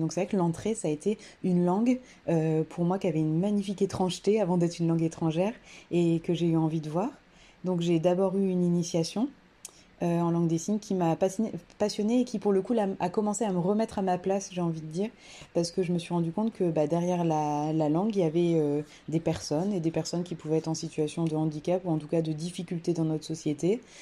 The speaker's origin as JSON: {"language": "French", "area": "Creuse", "region": "Nouvelle-Aquitaine", "country": "France", "moved": "yes", "lives_now": "Toulouse, France", "said": "actuellement je suis toulousaine euh, d'adoption depuis un bon moment. Je viens de la Creuse"}